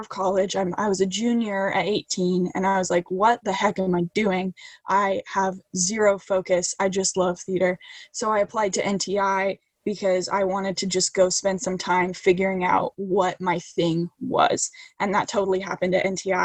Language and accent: English; Boise, Idaho, United States; growing up in Idaho and being a teenager in Idaho and wanting out of Idaho